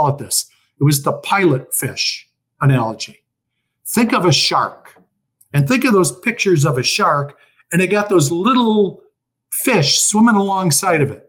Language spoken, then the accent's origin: English; Chicago, Illinois, United States; now in Florida, United States; I was born and raised in Chicago